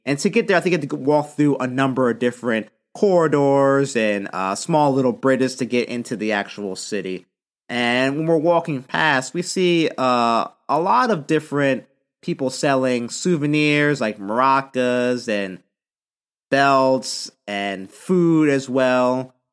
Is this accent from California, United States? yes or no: yes; San Diego, California, United States; also born or lived in Philadelphia; I'm from San Diego